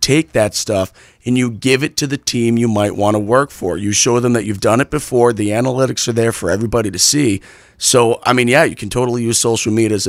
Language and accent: English; New England, United States; now in Arizona, United States; Obviously, growing up in New England, we're surrounded by these big Boston, New York, all these big markets.